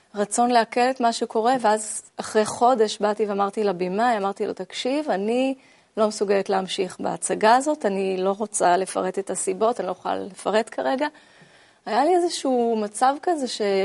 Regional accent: Ramat HaSharon, Tel Aviv District, Israel; גדלתי ברמת השרון, נולדתי ברמת גן. ובגיל שנתיים עברתי לגור ברמת השרון

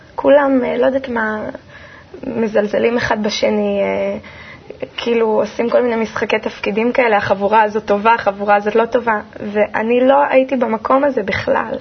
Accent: Kfar Saba, Central District, Israel; also born or lived in Haifa / Karmiel; בגיל שנתיים וחצי בערך עברתי עם ההורים לגור בכפר סבא, ושם בעצם מבחינתי הכל התחיל

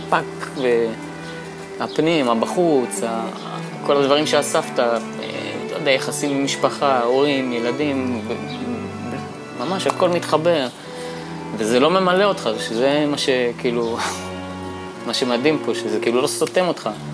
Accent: Bat Yam, Tel Aviv District, Israel; Hebrew is a second language; also born or lived in Saint-Denis, France / near Geneva, France; הגעתי לארץ בכיתה ג' לבת ים

